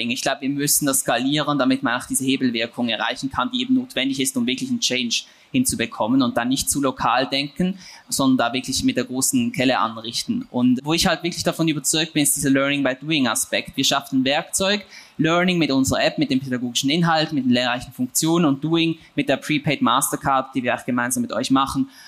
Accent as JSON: {"language": "German", "country": "Switzerland", "tie": "born or raised there", "accent": "Swiss", "said": "ich komme ja aus der Schweiz, wie man vielleicht auch an meinem Akzent hört, ähm, bin da aufgewachsen."}